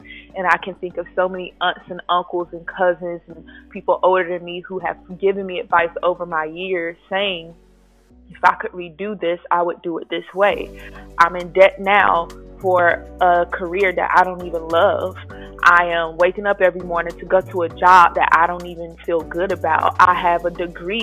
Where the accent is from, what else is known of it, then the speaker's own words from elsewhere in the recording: Raleigh, North Carolina, United States; moved away as an adult; now in Atlanta, United States; I am a 25-year-old North Carolinian, born and raised in Raleigh, NC. I transitioned to Atlanta, Georgia 5 years ago now